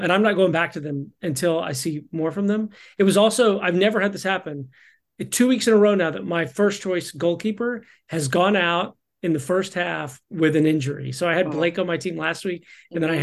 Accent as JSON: {"language": "English", "region": "Texas", "country": "United States", "said": "I'm from Texas"}